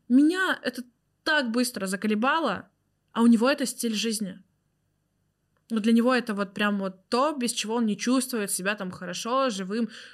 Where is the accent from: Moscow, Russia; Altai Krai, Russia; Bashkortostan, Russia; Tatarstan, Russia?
Tatarstan, Russia; Zelenodolsk; moved away; в моем родном городе. Я родилась в городе Зеленодольск, Республика Татарстан.